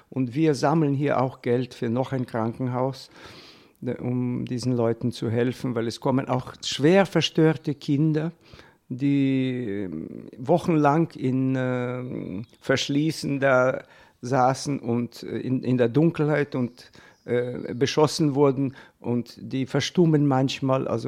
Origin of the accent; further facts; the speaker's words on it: Chernivtsi, Chernivtsi Oblast, Ukraine; German is a second language; Äh, meine Heimatstadt liegt ganz an der Grenze der Ukra westlichen Grenze der Ukraine, äh, neben, der, äh, neben Rumänien und Moldawien.